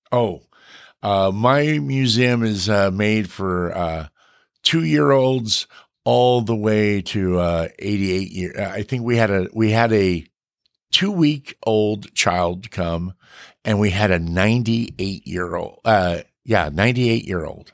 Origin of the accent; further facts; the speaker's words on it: Bakersfield, California, United States; I was born and raised in Bakersfield